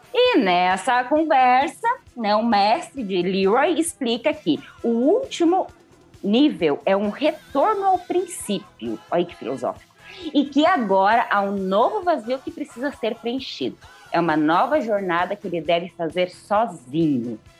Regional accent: Brazil; now in São Paulo, Brazil; minha terra natal

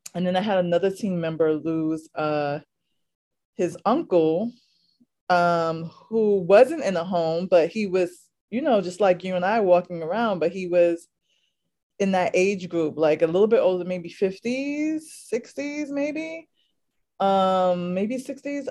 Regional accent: New York City, New York, United States; also born or lived in Harlem, New York City; I'm from New York City, specifically originally from the Lower East Side of Manhattan, and I currently live in Harlem.

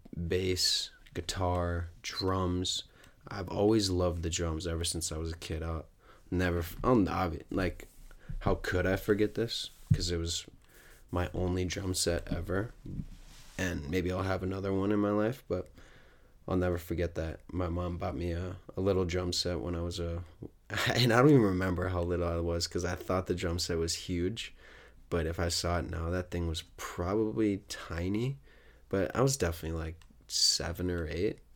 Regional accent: United States; growing up in the United States

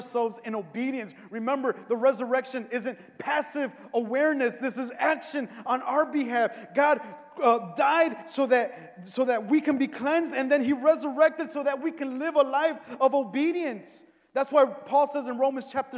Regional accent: Cicero, Illinois, United States; I grew up in Cicero my entire life

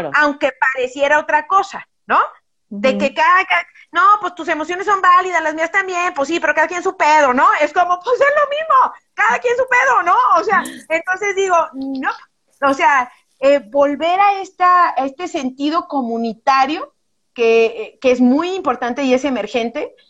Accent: Guadalajara, Jalisco, Mexico; yo soy bien tapatía

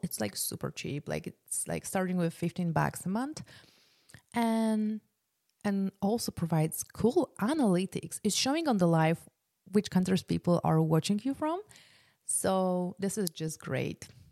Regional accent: Poland; moved away; I'm originally from Poland

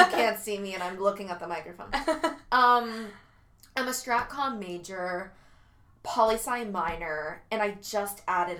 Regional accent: New Jersey, United States; I'm from New Jersey.

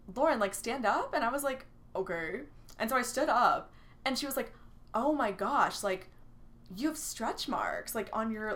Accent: San Antonio, Texas, United States; accent: Valley Girl; San Antonio

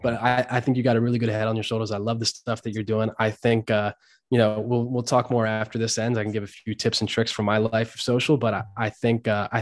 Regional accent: Hershey, Pennsylvania, United States; We're both from Hershey, Pennsylvania

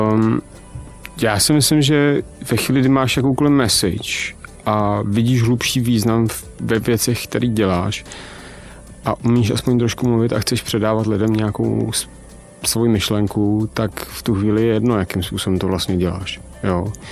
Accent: Czechia; u nás v Čechách žijeme v neuvěřitelně demotivujícím

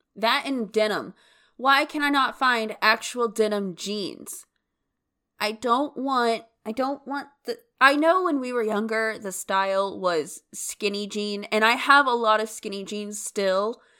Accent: United States; we're American

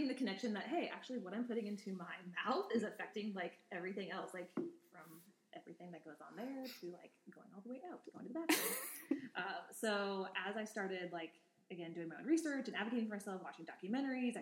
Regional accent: Indiana, United States; I grew up in a small rural town in Indiana, and I actually grew up on a Angus beef cattle farm

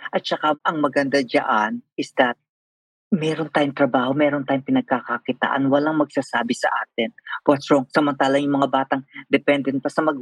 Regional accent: Philippines; moved away; one time umuwi ako sa Pilipinas.

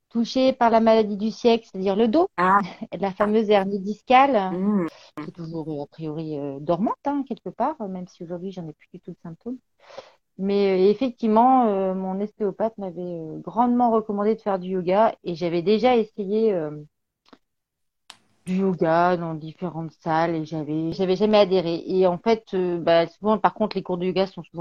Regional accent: Béthune, Hauts-de-France, France; Et en fait, je suis une ch'ti. Voilà.

